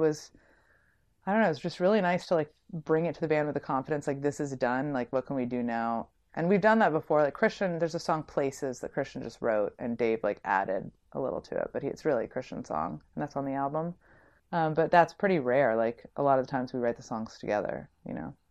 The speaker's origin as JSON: {"language": "English", "town": "San Francisco", "region": "California", "country": "United States", "also_born_or_lived": "New York", "moved": "as an adult", "said": "I'm from San Francisco."}